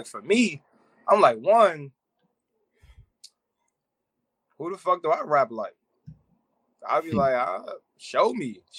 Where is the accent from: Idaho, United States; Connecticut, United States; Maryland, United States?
Maryland, United States; I'm from Maryland.